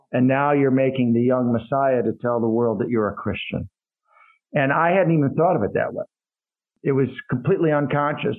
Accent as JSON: {"language": "English", "town": "Madison", "region": "Wisconsin", "country": "United States", "tie": "born or raised there", "also_born_or_lived": "Colorado / Iran", "said": "Grew up primarily in Madison, Wisconsin"}